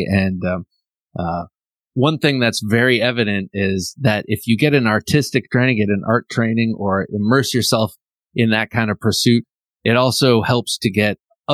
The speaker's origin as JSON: {"language": "English", "region": "Ohio", "country": "United States", "tie": "born or raised there", "also_born_or_lived": "Washington, D.C. area", "moved": "yes", "lives_now": "outside Washington, D.C., United States", "said": "I grew up in Ohio"}